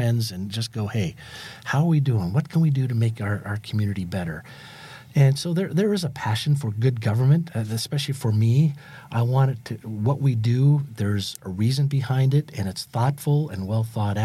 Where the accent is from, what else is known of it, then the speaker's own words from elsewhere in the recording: Meridian, Idaho, United States; growing up in Meridian